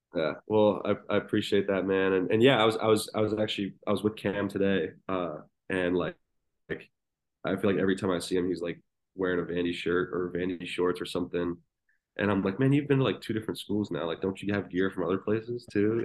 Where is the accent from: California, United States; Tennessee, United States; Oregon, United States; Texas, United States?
Tennessee, United States; Nashville; I grew up in Nashville